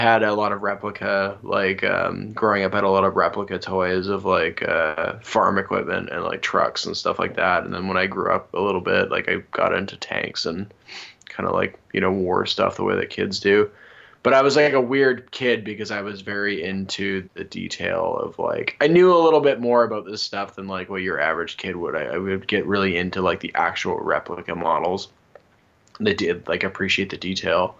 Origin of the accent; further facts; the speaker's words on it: Windsor, Ontario, Canada; I grew up in Windsor, Ontario